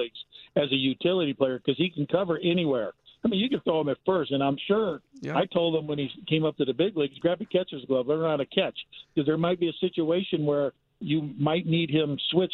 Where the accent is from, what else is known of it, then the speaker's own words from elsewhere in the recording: Gary, Indiana, United States; I'm coming from Gary, Indiana